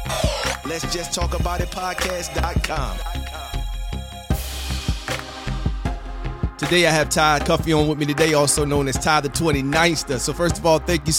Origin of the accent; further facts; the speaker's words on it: Portsmouth, Virginia, United States; I'm from Portsmouth, too